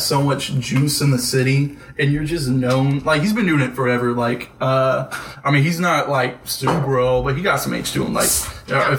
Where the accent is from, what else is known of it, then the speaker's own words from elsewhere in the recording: outside Fort Worth, Texas, United States; I grew up outside of Fort Worth, so I was an hour and a half away from Dallas.